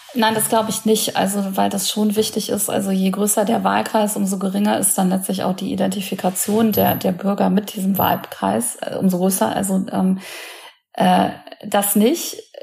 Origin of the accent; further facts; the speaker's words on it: near the Ruhr area, North Rhine-Westphalia, Germany; ich komme aus NRW, also ich kenne das mhm. ganz gut. Ich komme auch aus der Nähe des Ruhrgebiets